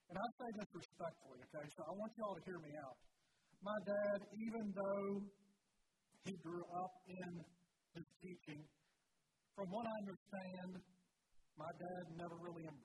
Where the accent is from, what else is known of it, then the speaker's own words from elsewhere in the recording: Bridgewater, United States; I didn't grow up in the Mennonite church. I grew up in the Church of the Brethren in Bridgewater there.